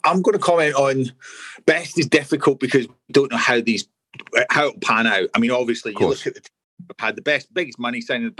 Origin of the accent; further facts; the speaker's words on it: Scotland, United Kingdom; As a Scotsman